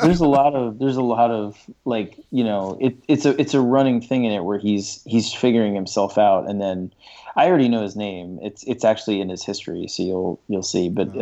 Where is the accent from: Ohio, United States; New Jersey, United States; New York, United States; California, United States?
New York, United States; I grew up in New York